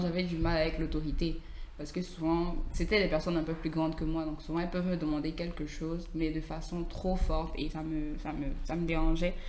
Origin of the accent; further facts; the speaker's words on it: Cameroon; je suis camerounaise.